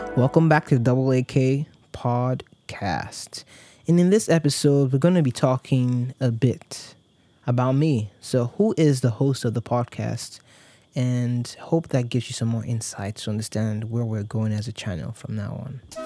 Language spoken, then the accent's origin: English; Warri, Delta, Nigeria; I grew up, I was born and raised in Nigeria. I was born in Warri, Delta State.